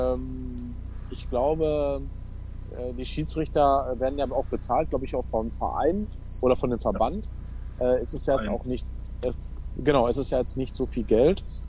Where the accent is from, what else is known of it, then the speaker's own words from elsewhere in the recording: Waltrop, North Rhine-Westphalia, Germany; ich komme aus Waldrop, äh, VfL Waltrop